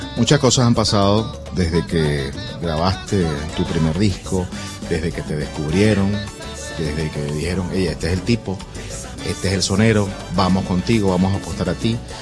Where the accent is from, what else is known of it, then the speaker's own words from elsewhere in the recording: Venezuela; en Venezuela le decimos jardín de infancia